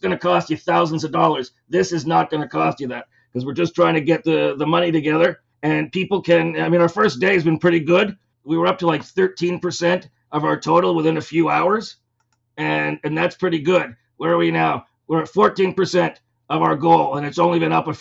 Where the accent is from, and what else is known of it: Toronto, Ontario, Canada